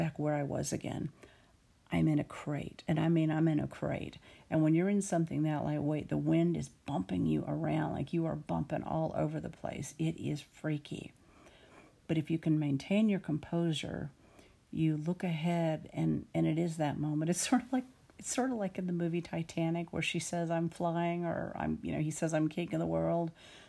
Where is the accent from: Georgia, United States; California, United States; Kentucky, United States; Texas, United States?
Texas, United States; Austin; now in Dallas, United States; I grew up in and around Austin